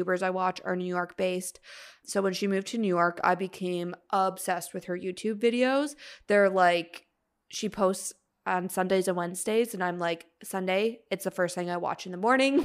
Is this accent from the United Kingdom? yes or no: no; Canada; we're Canadian.